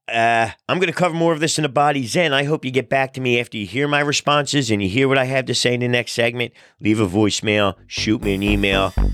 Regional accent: New Jersey, United States; also born or lived in South Philadelphia, Pennsylvania; we settled in Philadelphia, outgrew the row home, moved to South Jersey where I grew up

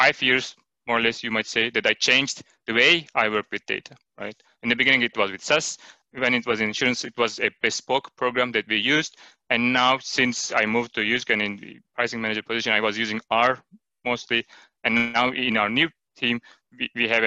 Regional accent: Turkey; moved away as an adult; now in Denmark; I am originally from Turkey, and I have been living in Denmark for 5 years now

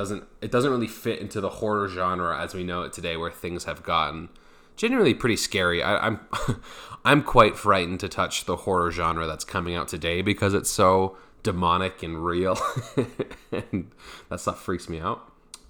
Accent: Brooklyn, New York, United States; I don't like the Yankees as much as I like the Mets, because I grew up in Brooklyn.

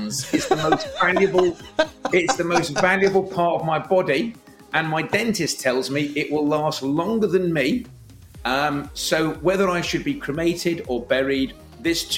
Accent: London, United Kingdom; moved away as an adult; now in Liverpool, United Kingdom; I'm from London originally, but I came as an economic refugee, and I've never left

